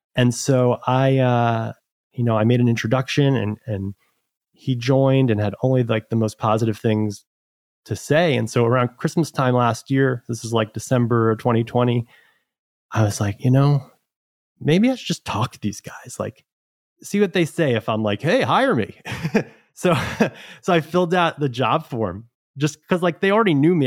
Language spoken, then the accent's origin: English; New York City, New York, United States; I'm from New York originally. I've been here actually my entire life, including school.